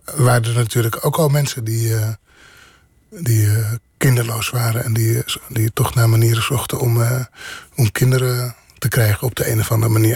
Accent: Bodegraven, South Holland, Netherlands; also born or lived in Rotterdam; ik ben geboren in Rotterdam maar opgegroeid in eh, Bodegraven.

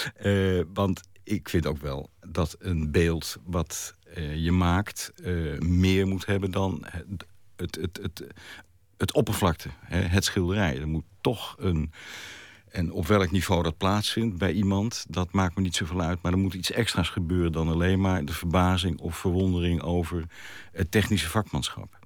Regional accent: Haarlem, North Holland, Netherlands; ik ben in Haarlem geboren

